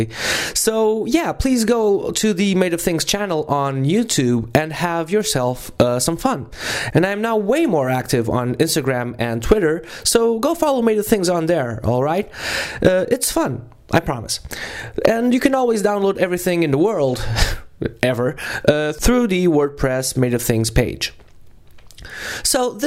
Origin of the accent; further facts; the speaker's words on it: Portugal; which is a Portuguese name, because I'm from Portugal.